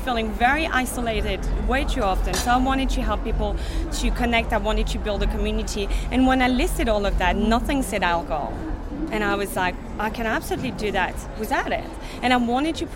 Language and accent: English; south of France, France; moved away; I'm from the south of France